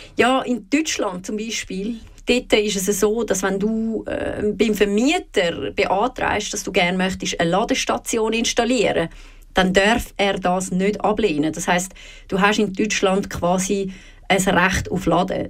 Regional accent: Switzerland; bei uns in der Schweiz

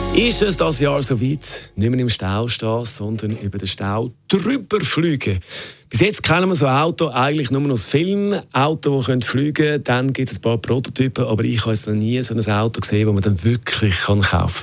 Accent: Switzerland; bei uns in der Schweiz

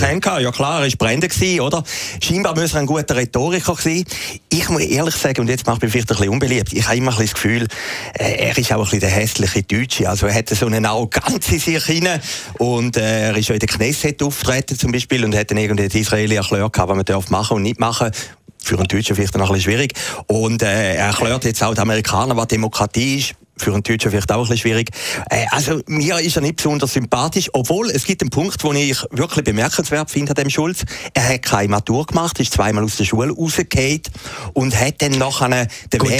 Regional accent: Switzerland; für uns, kleine Schweizer

